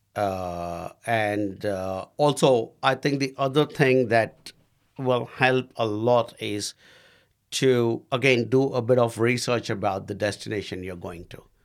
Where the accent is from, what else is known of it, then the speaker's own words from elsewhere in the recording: India; moved away as an adult; now in New Zealand; I was the only Indian bloke at, uh, the Wananga